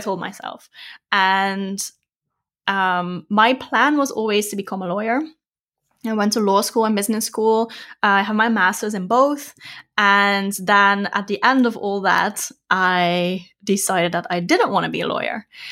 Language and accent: English; Netherlands; moved away as an adult; also born or lived in Australia / Thailand / Vietnam / Bali; now in Germany; I'm from the Netherlands